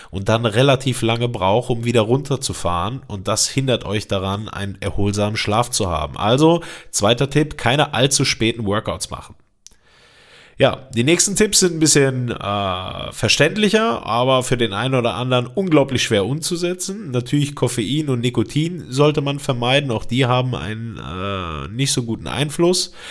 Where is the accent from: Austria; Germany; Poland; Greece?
Greece; Ich bin Grieche, äh, das habe ich mir angewöhnt.